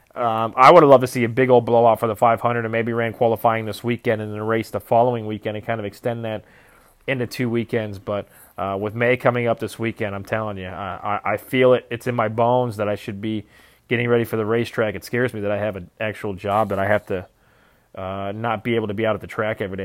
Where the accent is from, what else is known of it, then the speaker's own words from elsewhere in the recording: near Chicago, Illinois, United States; now in central Indiana, United States; growing up near Chicago